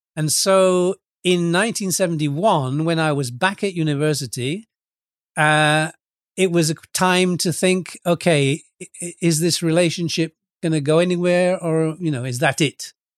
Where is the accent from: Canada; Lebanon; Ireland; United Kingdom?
United Kingdom; Lincoln, East Midlands; moved away as an adult; also born or lived in Retford, Nottinghamshire / Scunthorpe, Lincolnshire / Nice, France; now in Cyprus; I was born in a, a town called Retford in, in England, in Nottinghamshire, and, uh, I went to school in, in Lincoln and later in Scunthorpe, both in Lincolnshire.